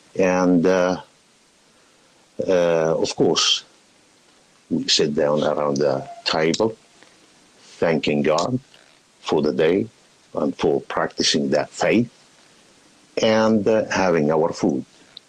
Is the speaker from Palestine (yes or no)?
yes; Palestine; now in Australia; Originally, I am from Palestine, immigrated about 37, 38 years ago to Australia, enjoying the life around here.